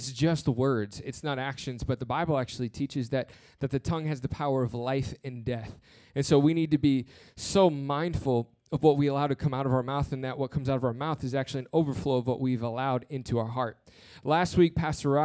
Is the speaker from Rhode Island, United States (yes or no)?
no; New Jersey, United States; my family grew up in Michigan. And so I grew up mainly in New Jersey